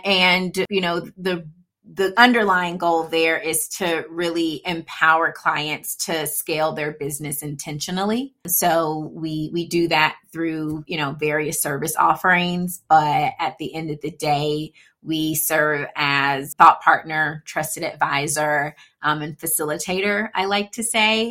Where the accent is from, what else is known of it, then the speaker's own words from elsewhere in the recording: Atlanta, Georgia, United States; first language English; I grew up for the most part in Atlanta